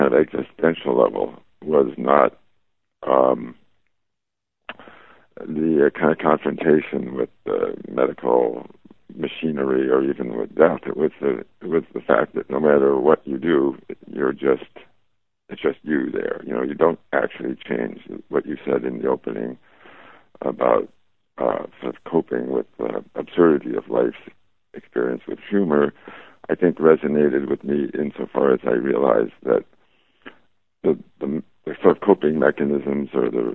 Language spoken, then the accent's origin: English; Chicago, Illinois, United States; when I grew up in Chicago